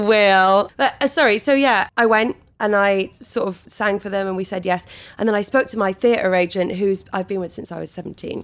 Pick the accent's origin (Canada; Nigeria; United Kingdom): United Kingdom; Wales; born or raised there